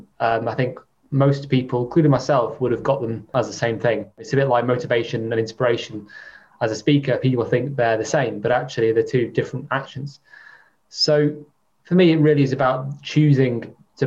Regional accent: near Chester, North West England, United Kingdom; I was brought up near Chester

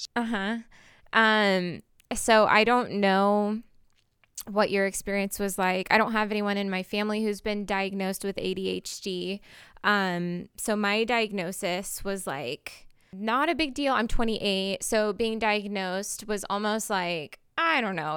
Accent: Portland, Oregon, United States; I'm actually from Portland

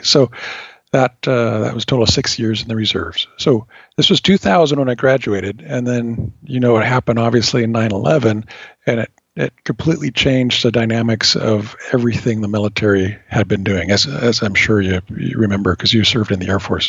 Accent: California, United States; moved away as an adult; born and raised in California, and absolutely at the time did not want to leave it.

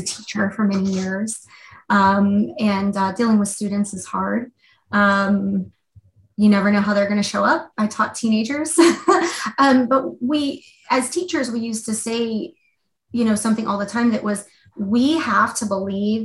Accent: Louisiana, United States; now in Seattle, United States; I'm originally from a different part of the country. I grew up in Louisiana and, you know, moved out to the West Coast and fell in love with it.

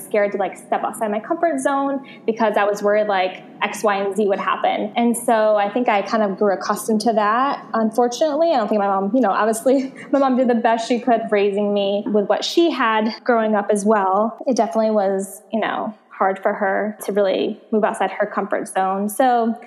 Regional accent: Connecticut, United States; moved away as an adult; also born or lived in Santa Monica, California; now in Los Angeles, United States; Connecticut is where I'm from. And I moved from Connecticut about like 8 years ago now to California

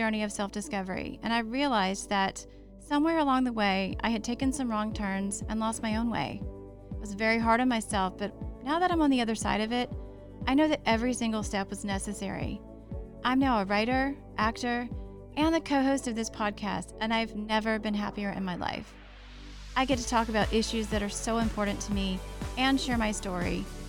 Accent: Deep South, United States; moved away as an adult; now in Los Angeles, United States; I grew up in the Deep South, but my passion for music brought me to Los Angeles 24 years ago.

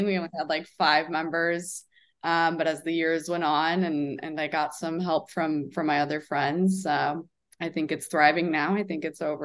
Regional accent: Chicago, Illinois, United States; moved away as an adult; also born or lived in Florida; now in Fort Lauderdale, United States; I'm originally from Chicago

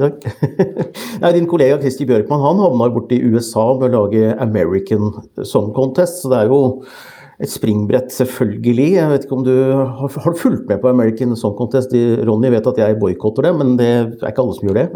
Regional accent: Norway; min underlegenhet som nordmann

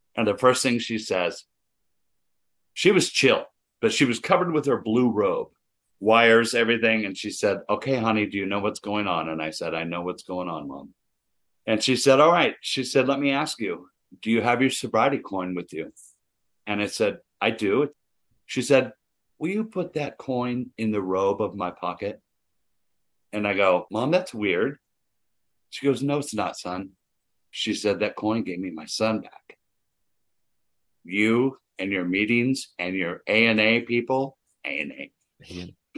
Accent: Anaheim, California, United States; We grew up in Anaheim

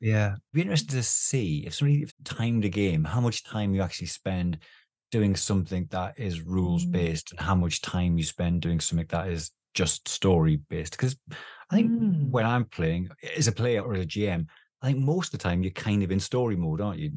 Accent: the Northeast, North East England, United Kingdom; I, I, was a kid in the Northeast. I grew up in the Northeast

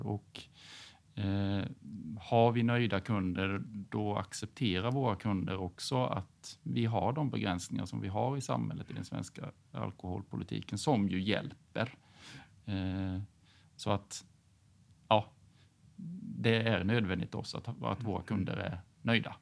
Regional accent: Hyltebruk, Halland County, Sweden; accent: Småland; now in Falkenberg, Sweden; är född och uppvuxen i Hyltebruk på gränsen mellan Halland och Småland. Så jag har väl lite småländska kvar i dialekten

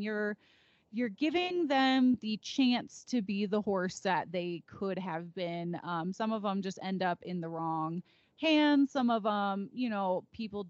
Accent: Naperville, Illinois, United States; now in Colorado, United States; I'm from Naperville

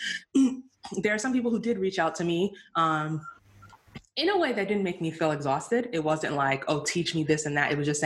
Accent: United States; also born or lived in Nigeria; I'm Nigerian, but I grew up here, you know, born here, raised almost entirely here, with the exception of a few years in Nigeria. Like, I'm a Black person, I'm American

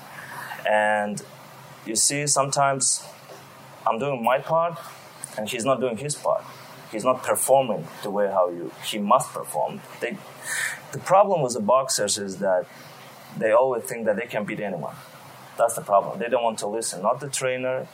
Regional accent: Azerbaijan; It was in Baku, my home country in Azerbaijan.

